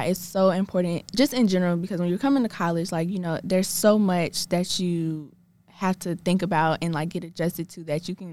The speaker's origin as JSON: {"language": "English", "town": "Atlanta", "region": "Georgia", "country": "United States", "said": "I'm from Atlanta"}